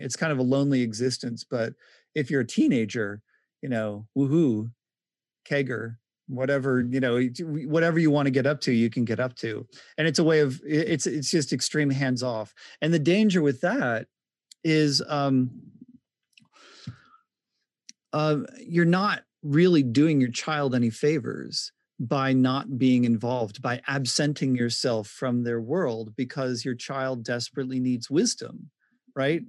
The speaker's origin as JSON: {"language": "English", "region": "Pennsylvania", "country": "United States", "said": "I'm from Pennsylvania."}